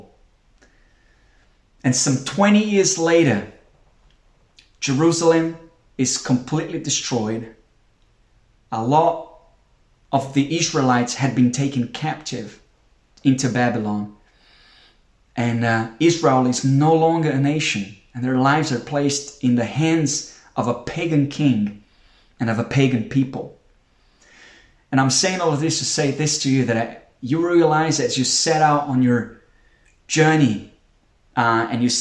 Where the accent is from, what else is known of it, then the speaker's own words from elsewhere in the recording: Brazil; now in United Kingdom; We're not from the UK. I'm from Brazil